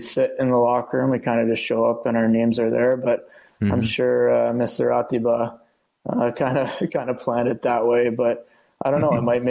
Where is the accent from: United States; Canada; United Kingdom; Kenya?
Canada; moved away as an adult; now in Hungary; I guess from when I was in Canada or living in Canada and growing up in North America